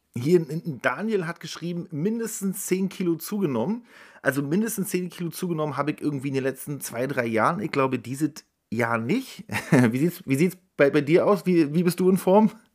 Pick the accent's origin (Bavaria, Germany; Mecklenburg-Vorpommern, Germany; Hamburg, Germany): Mecklenburg-Vorpommern, Germany; Rostock; meinem Verein aus der Heimat aus Rostock